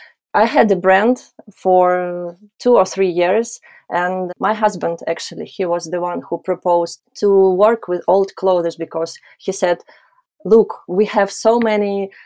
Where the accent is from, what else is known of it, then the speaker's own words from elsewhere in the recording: Kyiv, Ukraine; English is a second language; moved away as an adult; I was born in Kyiv and I studied in Kyiv and I started my own brand there. To be honest, I spent all my life in this city and now I had to leave it. So it's first 2 months of my life in general where I'm out of my home.